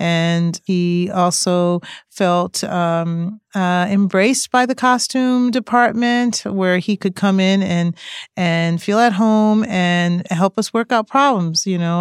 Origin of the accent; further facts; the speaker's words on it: East Coast, United States; I grew up on the East Coast